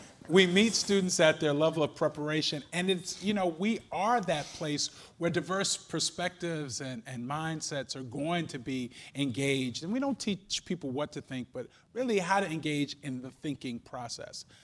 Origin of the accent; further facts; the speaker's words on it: New York, United States; now in Cleveland, United States; I'm from New York